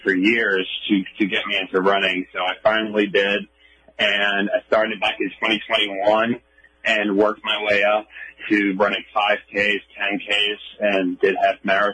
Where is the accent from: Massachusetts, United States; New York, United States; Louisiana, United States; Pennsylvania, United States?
New York, United States; New York City; this is my home, New York